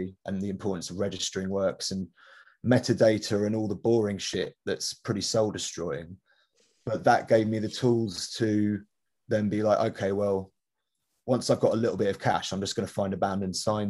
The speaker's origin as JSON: {"language": "English", "region": "London", "country": "United Kingdom", "tie": "born or raised there", "said": "I grew up in Wandsworth in Southwest London."}